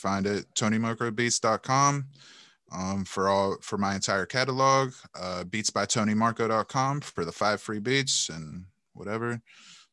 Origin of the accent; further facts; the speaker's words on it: Cleveland, Ohio, United States; I'm from Cleveland